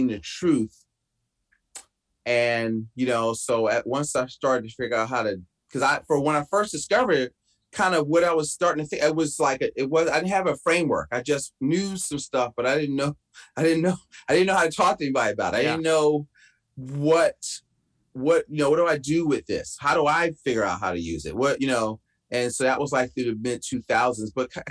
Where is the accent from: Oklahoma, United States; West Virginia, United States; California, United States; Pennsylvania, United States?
Pennsylvania, United States; Philadelphia; moved away as an adult; I'm from Philadelphia. So I grew up in Philly, went to school in Boston 2 years